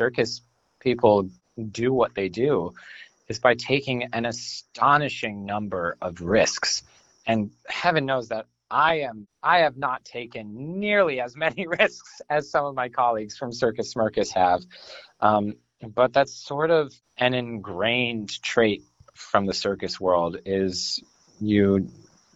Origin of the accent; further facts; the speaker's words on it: Vermont, United States; Can't say I was born here, but I was definitely raised here.